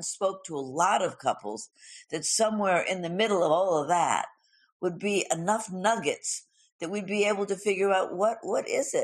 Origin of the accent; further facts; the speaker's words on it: Los Angeles, California, United States; I grew up in Hollywood.